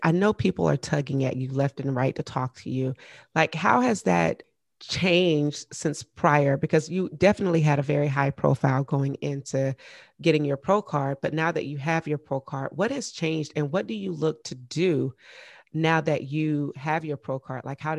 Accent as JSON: {"language": "English", "region": "the South", "country": "United States", "said": "Cause you know, I'm from the South."}